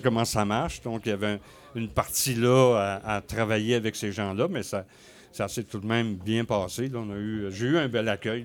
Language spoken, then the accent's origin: French; Côte-Nord, Quebec, Canada; moved away as an adult; also born or lived in Rivière-Saint-Jean / Sept-Îles / Saguenay / Ottawa; now in Rouyn-Noranda, Canada; Je suis né à Québec, j'ai euh, grandi sur la côte nord